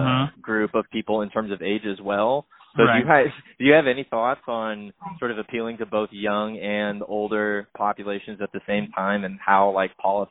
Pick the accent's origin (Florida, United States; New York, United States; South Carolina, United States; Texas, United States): Florida, United States; I'm from Florida